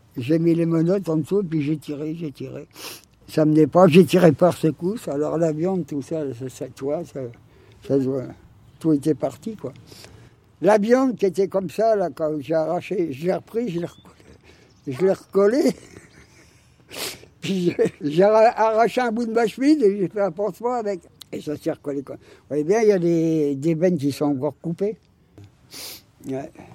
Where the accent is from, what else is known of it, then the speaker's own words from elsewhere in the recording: France; on est français